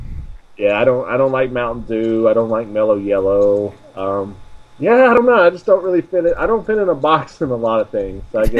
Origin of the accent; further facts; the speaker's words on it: the South, United States; You know, as much as I am from the South, I am probably, as you probably have learned or not, I am one of the least Southern people I know.